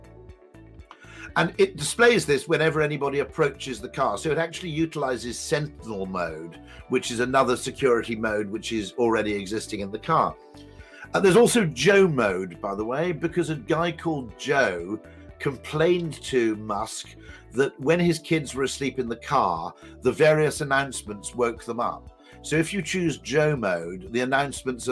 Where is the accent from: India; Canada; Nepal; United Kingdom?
United Kingdom; I'm a Brit